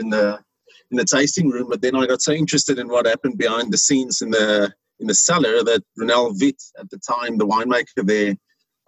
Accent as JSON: {"language": "English", "area": "Little Karoo", "region": "Western Cape", "country": "South Africa", "tie": "born or raised there", "said": "I was born in the Little Karoo, so I grew up with very good port and fortified wines around me"}